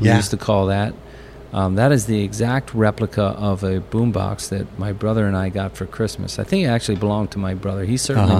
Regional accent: Pennsylvania, United States; moved away; I grew up, like I said, I grew up in Pennsylvania

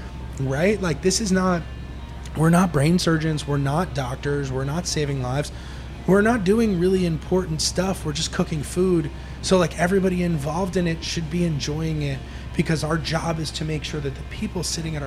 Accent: New York, United States; I sort of feel like, yeah, again, like you said, growing up in New York, a lot of anger in the restaurant business, right?

